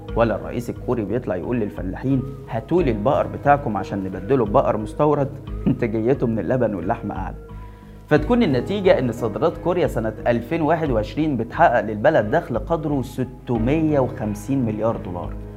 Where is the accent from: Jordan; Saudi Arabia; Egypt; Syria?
Egypt; عندنا في مصر